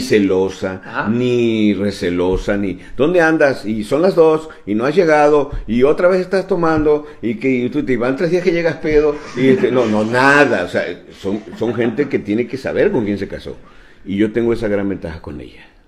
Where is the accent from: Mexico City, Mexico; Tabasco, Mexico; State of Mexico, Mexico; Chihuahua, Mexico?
Tabasco, Mexico; todos somos tabasqueños